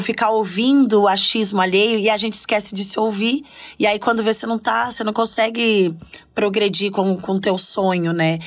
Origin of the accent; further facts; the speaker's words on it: Curitiba, Paraná, Brazil; moved away as an adult; now in São Paulo, Brazil; Era eu sou do sul, né? Eu sou de Curitiba